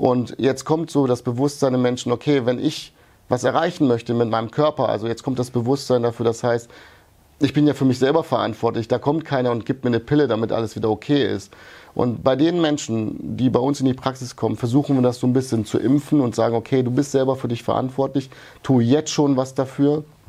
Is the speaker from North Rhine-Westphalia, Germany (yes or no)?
yes; Wuppertal, North Rhine-Westphalia, Germany; born or raised there; also born or lived in Yugoslavia